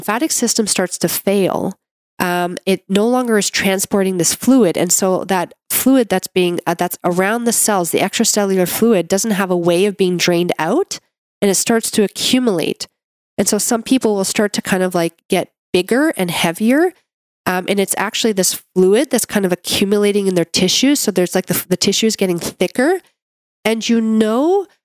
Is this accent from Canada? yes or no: yes; Canada; I'm a Canadian medical doctor